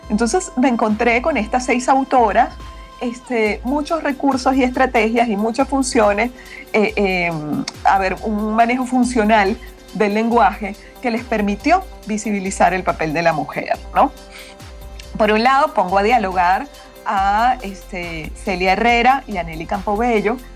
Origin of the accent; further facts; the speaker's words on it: Peru; also born or lived in Mexico; Perú también, que es mi otro país, eh, yo también soy peruana